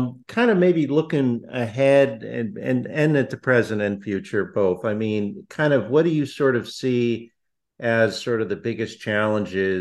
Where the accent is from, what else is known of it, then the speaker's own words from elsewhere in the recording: Northeast, United States; now in Southern California, United States; I grew up in the Northeast